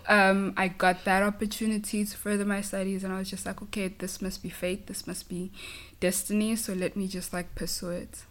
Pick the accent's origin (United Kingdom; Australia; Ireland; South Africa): South Africa; KwaZulu-Natal; first language Zulu; English is a second language; moved away as an adult; now in San Francisco, United States; I come from a small town in South Africa um, in a province called KwaZulu Natal